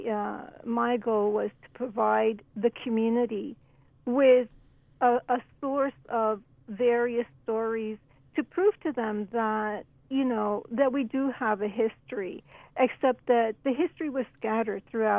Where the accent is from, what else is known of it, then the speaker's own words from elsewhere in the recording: New York, United States; now in Toronto, Canada; my parents moved to New York when I was only one. So I was raised in New York, and I studied in New York